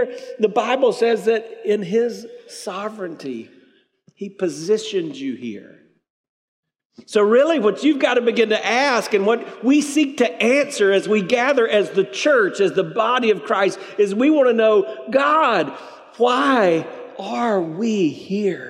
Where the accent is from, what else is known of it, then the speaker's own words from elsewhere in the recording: South Carolina, United States; now in Tampa, United States; I grew up in South Carolina.